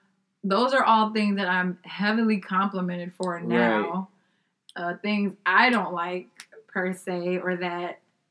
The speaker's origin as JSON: {"language": "English", "country": "Nigeria", "said": "I said, I'm Nigerian."}